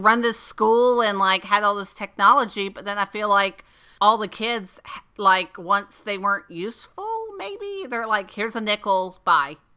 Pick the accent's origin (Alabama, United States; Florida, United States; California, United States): Florida, United States; where I grew up in Florida